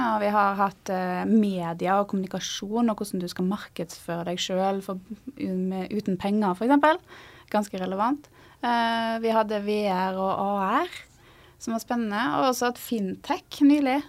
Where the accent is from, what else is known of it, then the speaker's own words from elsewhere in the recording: Stord, Vestland, Norway; moved away as an adult; now in Trondheim, Norway; jeg kommer fra Stord, som ligger mellom Haugesund og Bergen. Apropos uttal av ord, så vokste jeg opp i ei gate som heter Navrastigsmyra